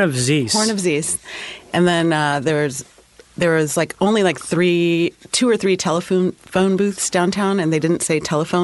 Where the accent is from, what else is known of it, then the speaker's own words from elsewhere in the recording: Northern California, United States; moved away; also born or lived in Oakland, California / Boonville, California / Olympia, Washington / Portland; I'm from Northern California.